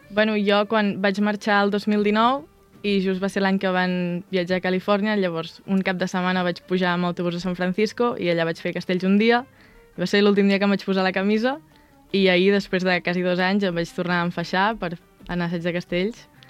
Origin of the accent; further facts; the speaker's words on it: Vilafranca del Penedès, Catalonia, Spain; moved away as an adult; now in Irvine, United States; quan em pregunten dic que sóc de Barcelona i després em diuen, no, de la ciutat, diu, bueno, una mica més al sud